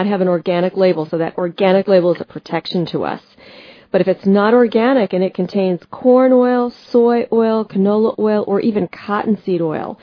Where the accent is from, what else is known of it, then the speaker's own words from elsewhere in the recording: United States; as an American